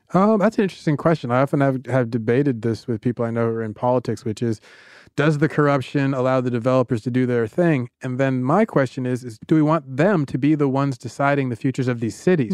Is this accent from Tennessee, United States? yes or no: no; Georgia, United States; I'm from Georgia